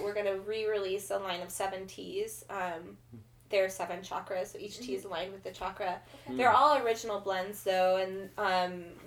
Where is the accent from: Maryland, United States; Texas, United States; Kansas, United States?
Kansas, United States; moved away as an adult; now in Portland, United States; I grew up in Kansas. When I was 19, I moved from Kansas to Portland, Oregon